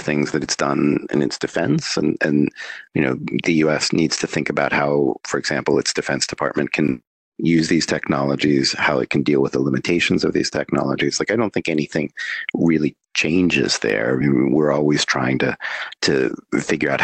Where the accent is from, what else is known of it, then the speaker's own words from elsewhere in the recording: United States; I'm an American citizen